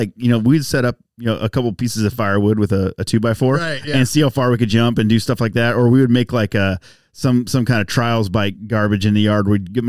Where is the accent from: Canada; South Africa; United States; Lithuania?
United States; Winona, Texas; I had me a Tyler address, but I was born near Winona. Closer to Winona. North of the interstate. Went to Winona school.